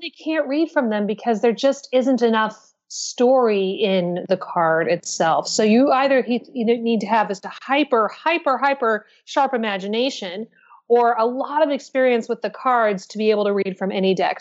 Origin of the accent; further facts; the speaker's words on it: Pacific Northwest, United States; now in New York City, United States; I'm from the Pacific Northwest myself